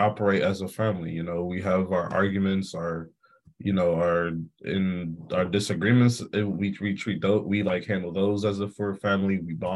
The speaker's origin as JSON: {"language": "English", "town": "Atlanta", "region": "Georgia", "country": "United States", "tie": "born or raised there", "moved": "as an adult", "said": "my hometown in Atlanta"}